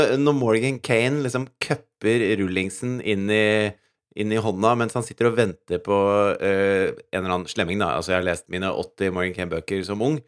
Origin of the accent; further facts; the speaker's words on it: Norway; som nordmann